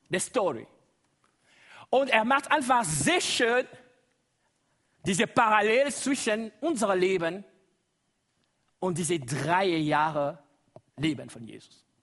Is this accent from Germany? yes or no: no; DR Congo; first language Lingala; German is a second language; Das ist Lingala, meine Muttersprache. Wie? Ihr kann das schon bemerken. Ursprünglich, ich komme aus dem Kongo.